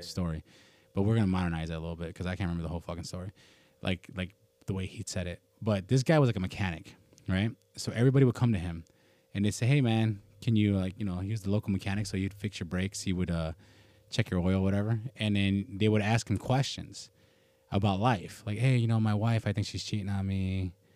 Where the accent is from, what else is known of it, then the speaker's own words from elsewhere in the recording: United States; as an American